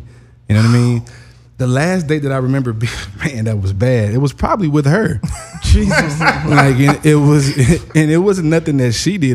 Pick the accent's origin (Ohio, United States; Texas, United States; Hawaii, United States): Texas, United States; Houston; I'm from Houston, Texas.